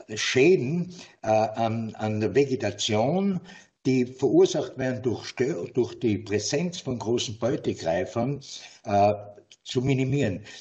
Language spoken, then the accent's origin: German; Tyrol, Austria; bei uns in Tirol